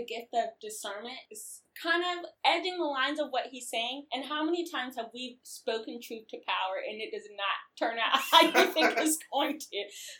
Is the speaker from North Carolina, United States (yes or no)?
yes; North Carolina, United States; moved away as an adult; also born or lived in Kentucky / Charlotte, North Carolina; I've lived in three states, born and raised in North Kakalaki. Do people still say that about North Carolina?